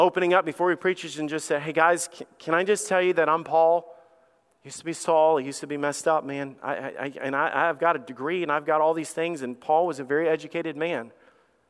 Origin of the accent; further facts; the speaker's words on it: Alabama, United States; I am a redneck from Alabama. You guys already know that. I grew up with a dog named Sam and a best friend named Bubba